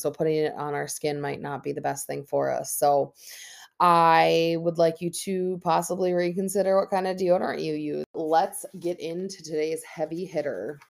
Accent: Minnesota, United States; born and raised in Minnesota

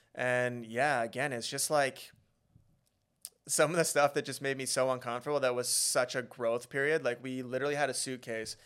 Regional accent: Beaumont, Alberta, Canada; now in Vancouver, Canada; growing up in Beaumont, we had really good childhoods

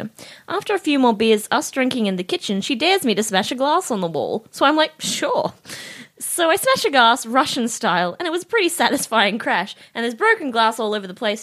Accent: Moe, Victoria, Australia; I'm from Moe

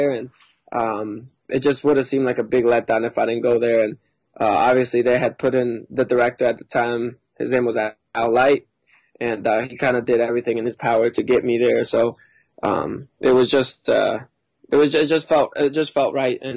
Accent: Sarasota, Florida, United States; born there; also born or lived in Mexico; so I was born in Sarasota, and then I was in Mexico until I was about uh, seven years old and my parents were performing there on our family cir

